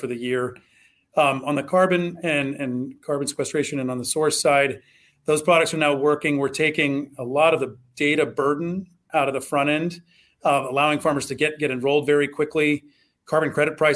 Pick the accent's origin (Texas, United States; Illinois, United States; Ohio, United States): Ohio, United States; Southwest; I grew up in Southwest Ohio.